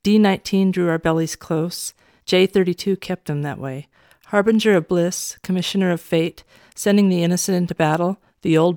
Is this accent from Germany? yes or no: no; Orofino, Idaho, United States; my hometown of Orofino, Idaho.